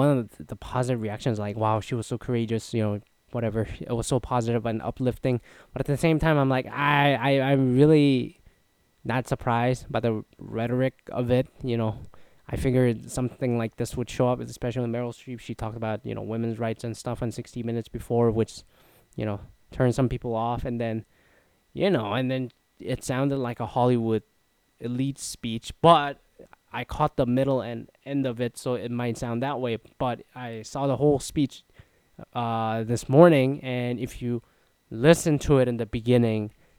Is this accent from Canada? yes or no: yes; Canada; Anyways, Ryan Gosling, like all the nicest people, is Canadian. I'm Canadian. I'm not nice. I'm all right.